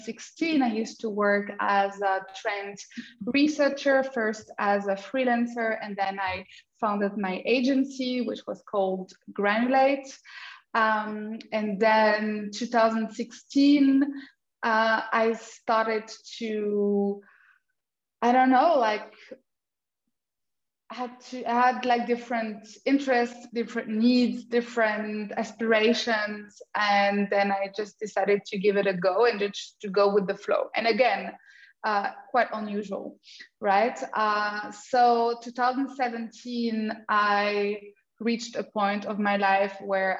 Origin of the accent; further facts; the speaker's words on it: France; moved away as an adult; also born or lived in Germany; now in Portugal; I was born in France and with an Austrian father. So I grew up in multicultural background